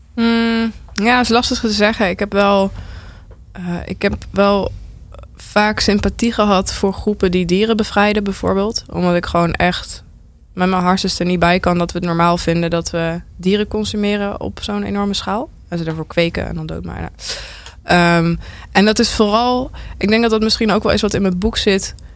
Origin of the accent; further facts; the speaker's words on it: North Brabant, Netherlands; ik kom uit Brabant